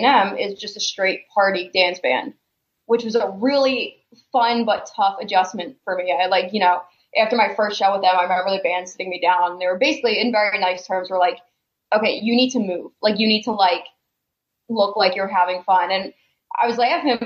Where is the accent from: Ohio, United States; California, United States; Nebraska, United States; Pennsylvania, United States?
Pennsylvania, United States; Philadelphia; moved away as an adult; also born or lived in New Jersey; now in Arizona, United States; I'm originally from Philadelphia. I live in Arizona now